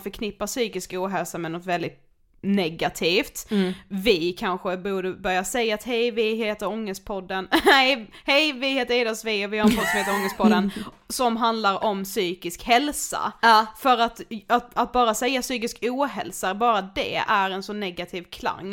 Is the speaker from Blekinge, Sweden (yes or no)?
yes; Karlshamn, Blekinge, Sweden; moved away; jag bor ju hemma hos min mamma nu när vi är hemma i Karlshamn